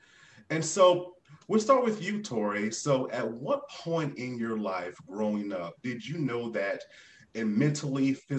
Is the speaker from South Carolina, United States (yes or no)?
yes; Mullins, South Carolina, United States; growing up in the South, I'm from South Carolina myself, growing up in the South